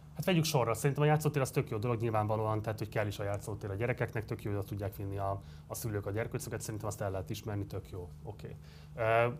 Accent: Budapest, Hungary; én a hetedik kerületben nőttem föl, én a városigetben nőttem föl

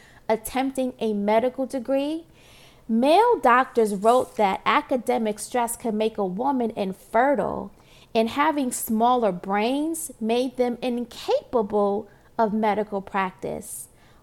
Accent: New York City, New York, United States; Born and raised in Brooklyn, New York, Marcy Projects

